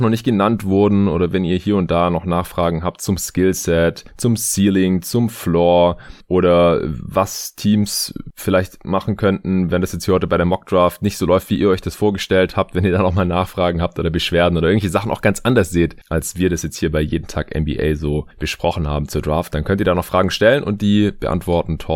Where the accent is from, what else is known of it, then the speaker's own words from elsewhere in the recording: Stuttgart, Baden-Württemberg, Germany; now in Berlin, Germany; ich bin ab Montag drei Wochen ungefähr in meiner alten Heimat in äh, Stuttgart.